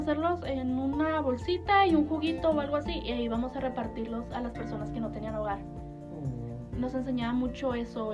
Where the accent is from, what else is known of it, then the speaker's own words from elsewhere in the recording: Chihuahua, Mexico; nací aquí en Chihuahua, en Chihuahua.